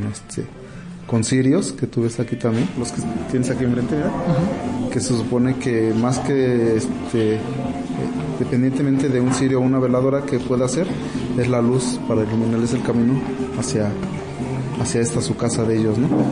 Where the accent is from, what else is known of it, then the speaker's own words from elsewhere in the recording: Mexico City, Mexico; nosotros somos de México, Distrito Federal